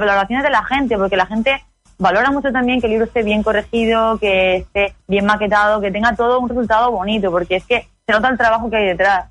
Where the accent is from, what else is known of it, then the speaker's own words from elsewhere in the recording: Vega Baja, Alicante, Valencian Community, Spain; de ahí de la Vega Baja, de Alicante, de donde yo soy